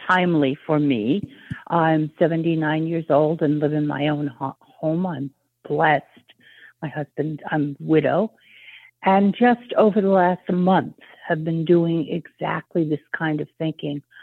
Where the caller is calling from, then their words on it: Maine, United States; I'm calling from Maine.